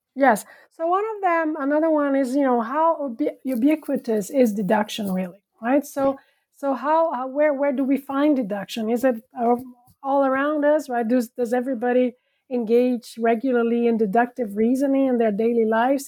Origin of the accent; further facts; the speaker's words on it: São Paulo, Brazil; moved away as an adult; also born or lived in France; now in Netherlands; I was born and raised in Brazil